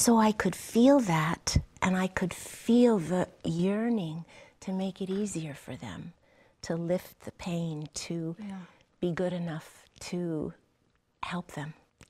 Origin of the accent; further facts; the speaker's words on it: New York, United States; born there; I grew up on a chicken farm, although I was born in New York, shortly after my parents immigrated to the United States.